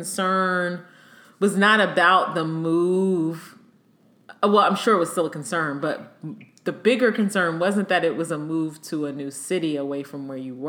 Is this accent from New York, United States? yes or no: no; Maryland, United States; moved away as an adult; also born or lived in Hampton, Virginia / Norfolk, Virginia; I'm from here. I'm from Maryland, where I am now